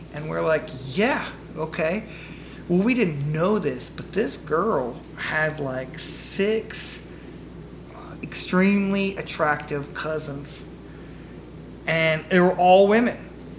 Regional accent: Memphis, Tennessee, United States; I am a Midwestern Memphis kid. Southern kid, I don't know.

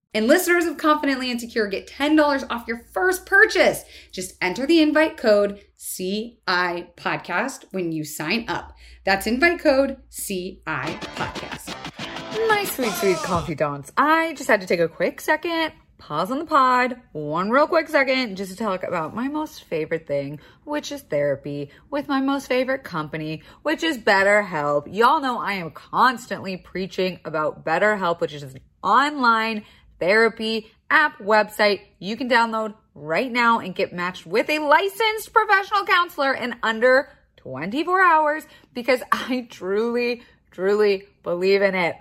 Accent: Florida, United States; I was raised in Florida

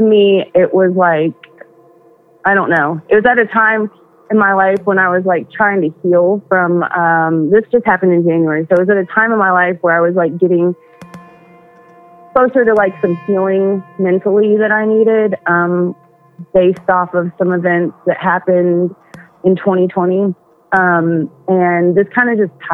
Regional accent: Tennessee, United States; I'm from Tennessee.

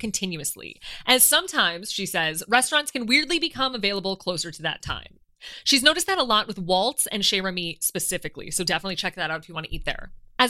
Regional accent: United States; now in France; as our parks back home in America

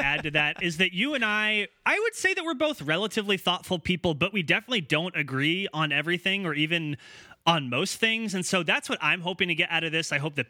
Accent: Corvallis, Oregon, United States; we grew up in a very, very white town. I mean, we grew up in Corvallis, Oregon, and especially when we were kids in the early 90s, not super diverse at all.

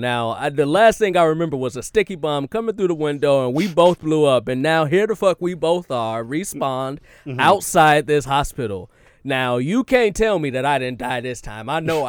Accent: Texas, United States; I know we're from Texas, but I know what a sticky bomb looks like

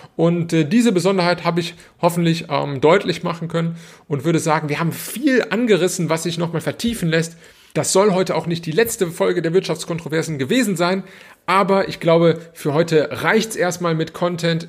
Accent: Germany; now in Italy; bei uns in Deutschland

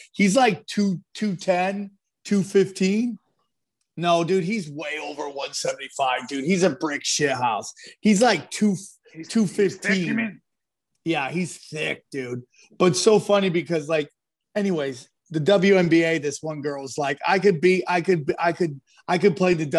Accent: upstate New York outside of Syracuse, United States; I grew up in upstate New York outside of Syracuse

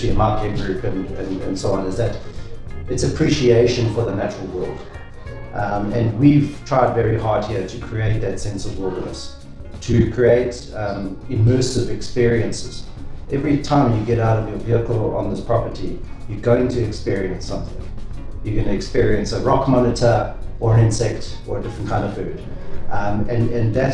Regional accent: KwaZulu-Natal, South Africa; I was born and raised in KwaZulu-Natal

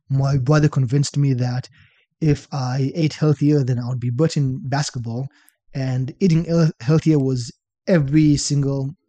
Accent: Shenzhen, Guangdong, China; Was it? Uh, Shenzhen. It's like by Hong Kong, 40 million people.

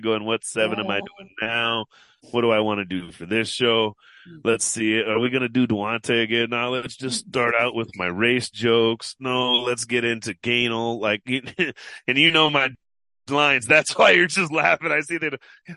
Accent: Seattle, Washington, United States; I'm from Seattle.

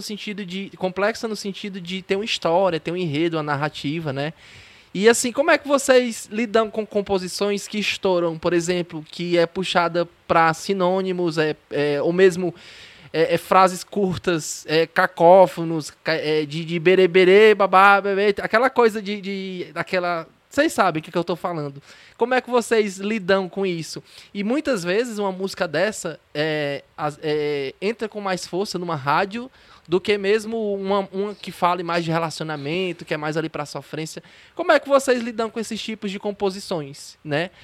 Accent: Ceará, Brazil; sou do Ceará

